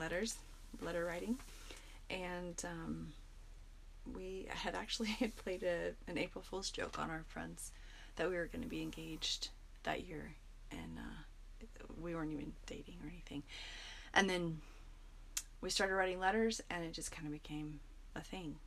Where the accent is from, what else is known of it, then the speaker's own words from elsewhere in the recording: Mesa, Arizona, United States; also born or lived in Phoenix, Arizona; I grew up here in Mesa